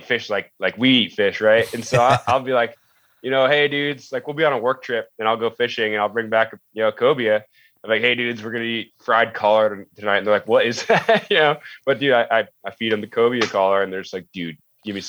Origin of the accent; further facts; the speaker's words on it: United States; being American